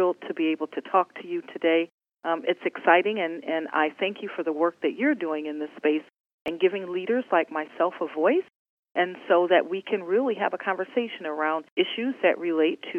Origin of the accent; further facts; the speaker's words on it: Detroit, Michigan, United States; a little brown girl from Detroit